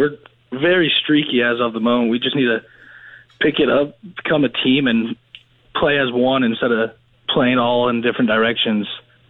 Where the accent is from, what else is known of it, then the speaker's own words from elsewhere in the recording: Georgia, United States; moved away as an adult; also born or lived in California; now in Texas, United States; So, I was born in California, moved to Georgia when I was young, grew up there the majority of my life, and then just recently moved to Texas. And I currently go to college in Georgia for Point University.